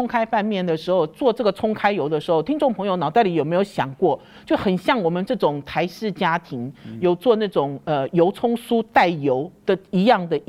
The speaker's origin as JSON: {"language": "Chinese", "region": "Shandong", "country": "China", "said": "因为对我来讲，我是山东人，我是北方人，我的爸爸呢从小就很爱用三合油。"}